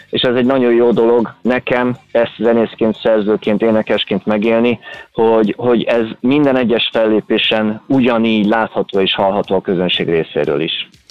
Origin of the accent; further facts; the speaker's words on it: Kaposvár, Somogy, Hungary; én Kaposvári vagyok